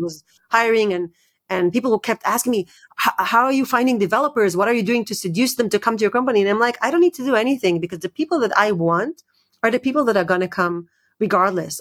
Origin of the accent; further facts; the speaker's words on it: Israel; moved away; also born or lived in United States; I grew up in Israel and, and, and, and I lived in, in the U S for many years.